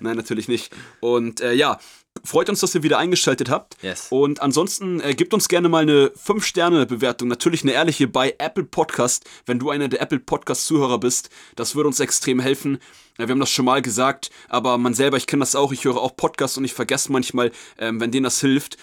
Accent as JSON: {"language": "German", "country": "Germany", "said": "wir sind Deutsche"}